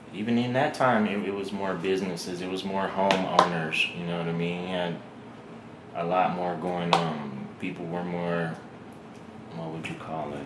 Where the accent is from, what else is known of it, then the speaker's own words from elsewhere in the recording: Reno, Nevada, United States; I'm born and raised in Reno